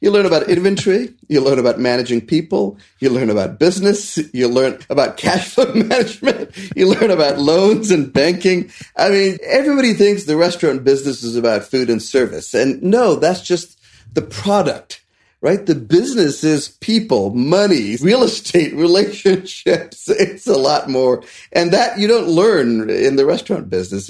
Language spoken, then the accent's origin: English; India; now in Asheville, United States; there was an intersection in my hometown with the main bank, the State Bank of India